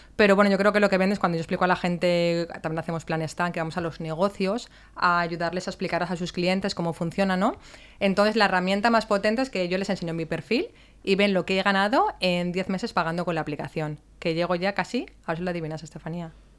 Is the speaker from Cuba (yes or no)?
no; Valencia, Valencian Community, Spain; Yo que soy de Valencia de toda la vida